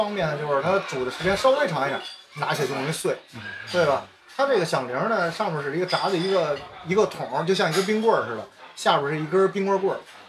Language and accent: Chinese; Beijing, China; 我是一个北京人，